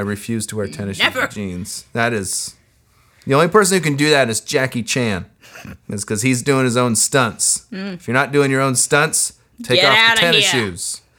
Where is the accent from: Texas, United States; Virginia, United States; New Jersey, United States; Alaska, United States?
Alaska, United States; Anchorage; growing up in Alaska